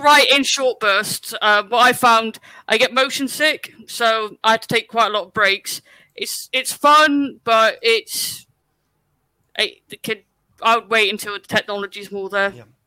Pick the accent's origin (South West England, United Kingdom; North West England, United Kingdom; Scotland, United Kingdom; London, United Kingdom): South West England, United Kingdom; West Country; moved away; I'm originally from the West Country, so anytime I watch something over there, my accent comes out.